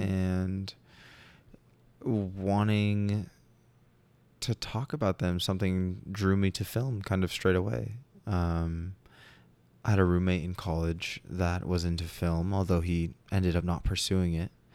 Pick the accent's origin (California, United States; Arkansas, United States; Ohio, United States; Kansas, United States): California, United States; Long Beach; I grew up in Southern California. I was a absolute beach baby